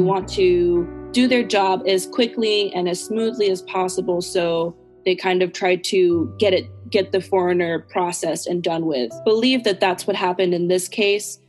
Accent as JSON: {"language": "English", "country": "United States", "accent": "American English", "said": "I'm American. American, I use American English."}